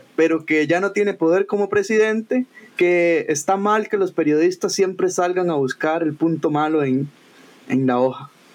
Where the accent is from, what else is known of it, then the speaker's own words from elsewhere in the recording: Costa Rica; soy tico